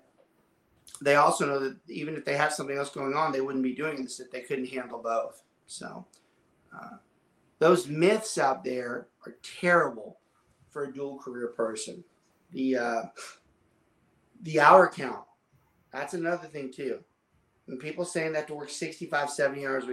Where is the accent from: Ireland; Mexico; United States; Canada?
United States; Southern Louisiana; I'm from Southern Louisiana